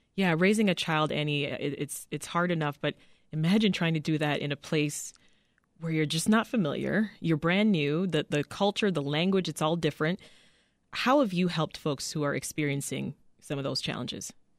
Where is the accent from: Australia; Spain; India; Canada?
Canada; born or raised there; moved away as an adult; now in United States